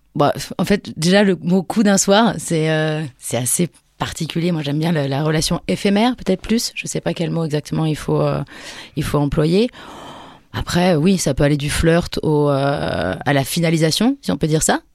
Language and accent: French; near Poitiers, Nouvelle-Aquitaine, France; now in Paris, France; je viens du centre de la France, à côté de Poitiers